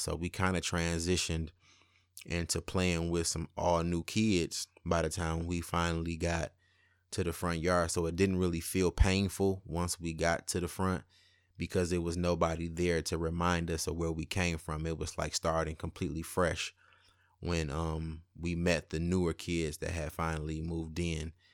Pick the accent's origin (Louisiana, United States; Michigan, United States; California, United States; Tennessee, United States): Michigan, United States; Highland Park; also born or lived in Detroit; I was born in Detroit, but my childhood years were spent in Highland Park, where my great-grandparents lived.